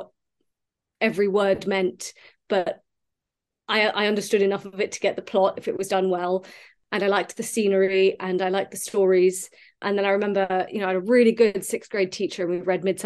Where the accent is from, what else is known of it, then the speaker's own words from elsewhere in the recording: United States; I grew up in America